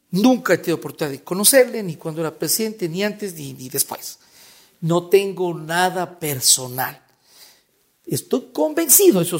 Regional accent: Cuenca, Azuay, Ecuador; now in Quito, Ecuador; Cuenca es mi ciudad natal, obvio, le, quiero mucho a, Cuenca, pero, pero no puedo dejar de, decir, y, no voy a ser ingrato con Quito, Quito es una bella ciudad, vivo acá ya casi siete años.

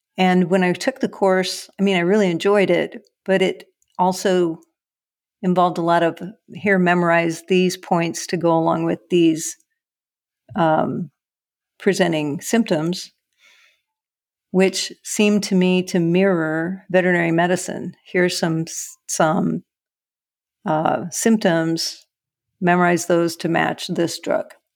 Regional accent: Cedar Rapids, Iowa, United States; moved away; also born or lived in Meridian, Texas; I grew up in Cedar Rapids, Iowa.

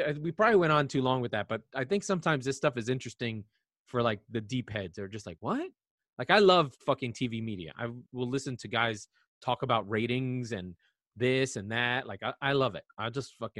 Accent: United States; as an American

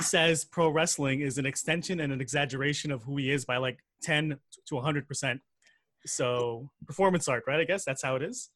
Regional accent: South Shore, Quebec, Canada; I grew up in the South Shore, being the only, uh, person of color

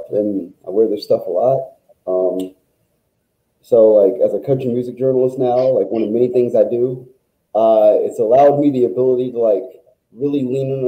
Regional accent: Washington, District of Columbia, United States; So I'm a native Washingtonian, born and raised in Washington, D.C., Deanwood neighborhood

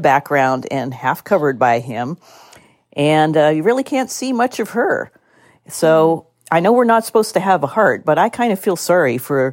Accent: California, United States; my state of California

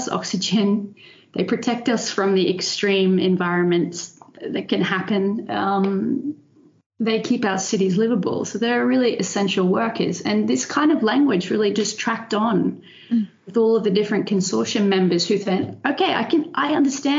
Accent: Brisbane, Queensland, Australia; moved away as an adult; also born or lived in Netherlands; now in Delft, Netherlands; I'm Australian. So I was born and raised in Brisbane in Australia.

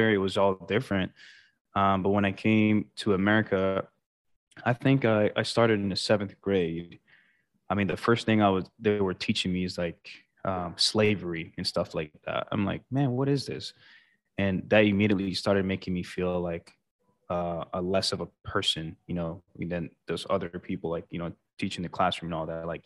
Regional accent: Sint Maarten; growing up in St. Martin, I mean, honestly, I've never really thought about you know rich, poor, or anything like that. It was just a peaceful island all around.

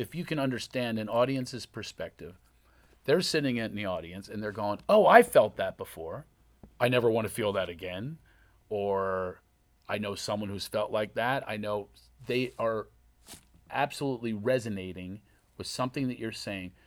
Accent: Philadelphia, Pennsylvania, United States; accent: Philly

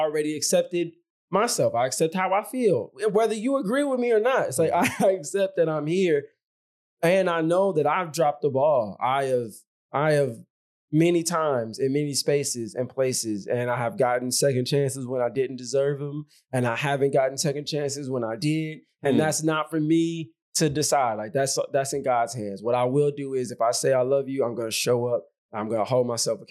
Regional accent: Chicago, Illinois, United States; I'm from the South Side of Chicago

